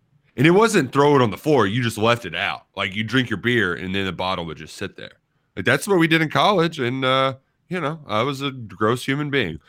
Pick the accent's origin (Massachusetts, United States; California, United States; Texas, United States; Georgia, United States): Massachusetts, United States; Boston; but, you know, we're from Boston. We don't have very many accents.